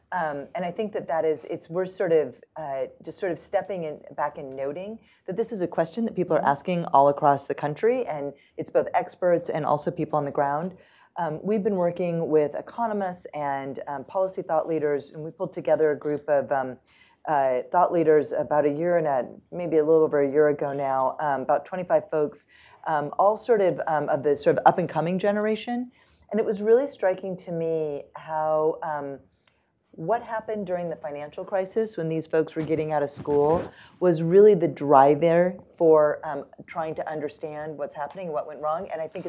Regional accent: Washington, United States; I grew up in Washington State, and my dad was a machinist at the Everett Boeing plant where they made the Boeing 747s.

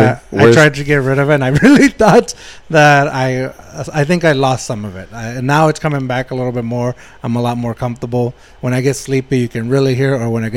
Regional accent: Eagle Pass, Texas, United States; I knew I was gonna move out of my hometown, which is predominantly Mexicans, I was like, I need to speak a little bit more like everybody else.

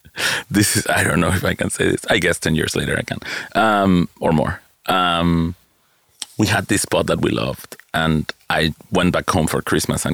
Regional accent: Lima, Peru; moved away as an adult; now in New York, United States; Oh, Lima, Peru.

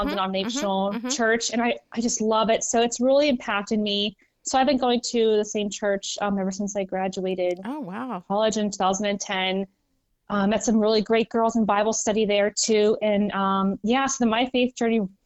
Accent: just north of Pittsburgh, Western Pennsylvania, United States; I grew up in Western Pennsylvania, so just north of Pittsburgh

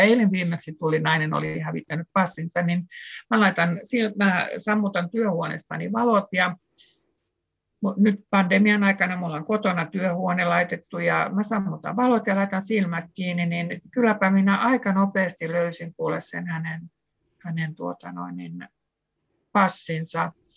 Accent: Southwest Finland, Finland; samalta suunnalta saaristosta kuin minäkin olen kotoisin

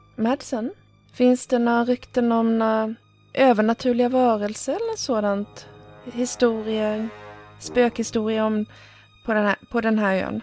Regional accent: Örebro, Örebro County, Sweden; jag kommer också från Örebro

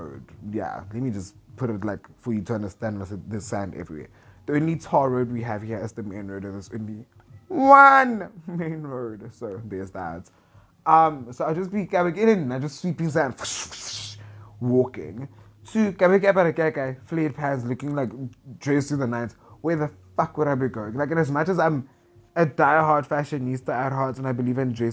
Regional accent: Centurion, Gauteng, South Africa; moved away as an adult; also born or lived in Pretoria; now in Limpopo, South Africa; I grew up in Centurion. I grew up in Gauteng all my life. I was born, bred there

